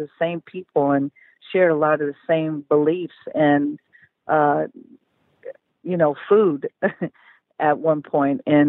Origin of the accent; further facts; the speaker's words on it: Oakland, California, United States; moved away; we then started Elevate Oakland, and I went back to my hometown, and we started helping public schools in the Bay Area